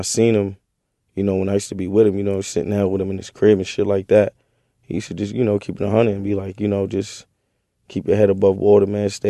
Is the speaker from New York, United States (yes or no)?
yes; New York City, New York, United States; also born or lived in Brooklyn, New York; I was born in Far Rockaway.